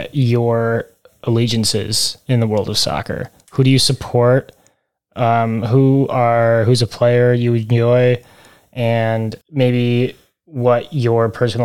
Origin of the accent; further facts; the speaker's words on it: Michigan, United States; we come from Michigan.